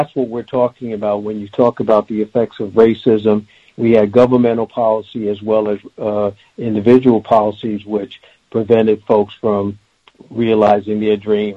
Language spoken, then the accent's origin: English; New York City, New York, United States; also born or lived in Bronx, New York; I'm a New Yorker first and foremost. I was born in the Bronx, raised in Queens